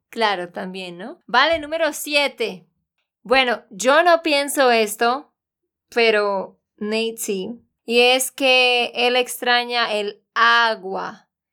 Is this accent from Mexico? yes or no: no; Santander, Colombia; also born or lived in United States; de Santander, Colombia